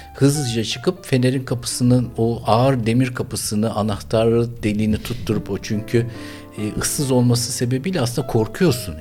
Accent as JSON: {"language": "Turkish", "region": "Istanbul", "country": "Turkey", "tie": "born or raised there"}